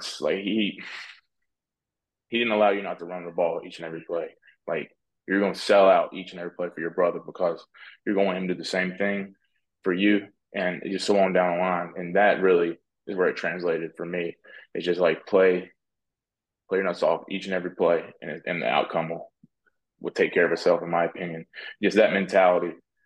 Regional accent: North Carolina, United States; I'm from North Carolina

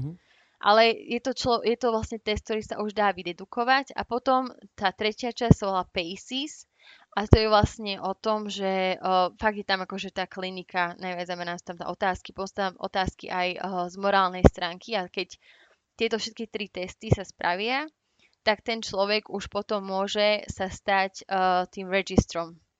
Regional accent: Slovakia; moved away as an adult; now in United Kingdom; ako Slovenka

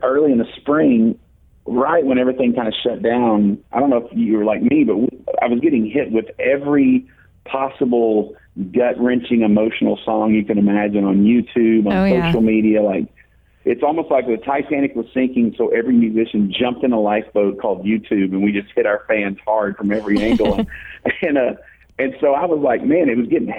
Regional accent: Dallas, Texas, United States; I grew up in Dallas

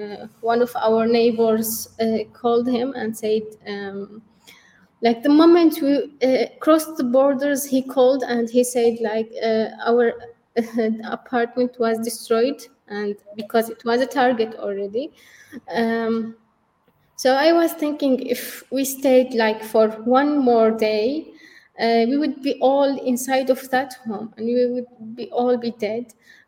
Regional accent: Syria; now in Turkey; when we came to Turkey, we came from Syria to Turkey. That was the only place which would be safe for us.

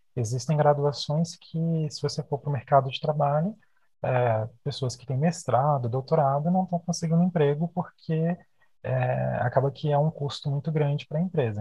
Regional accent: Brasília, Federal District, Brazil; a gente é aqui de Brasília, né? A gente mora e estuda aqui em Brasília

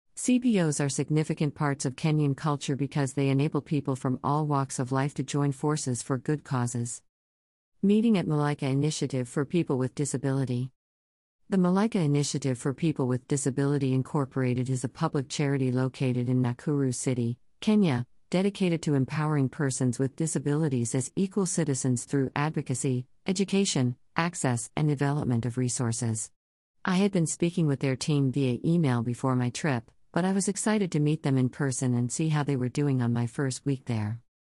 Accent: New York City, New York, United States; I grew up in New York City in America

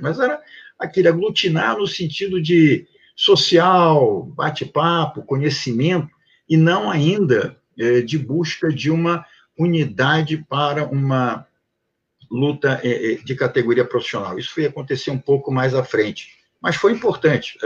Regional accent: Rio de Janeiro, Brazil; also born or lived in Prague, Czech Republic; Nasci em Praga e vim para cá com três anos de idade. Meus pais eh, fugiram lá do comunismo e de lá para cá sempre vivi, morei no Rio de Janeiro

